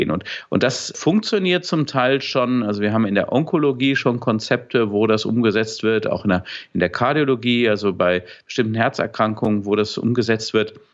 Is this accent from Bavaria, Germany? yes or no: no; Dortmund, North Rhine-Westphalia, Germany; oder beim Bayern München Trikot, was ich mir natürlich als Dortmunder nie kaufen würde.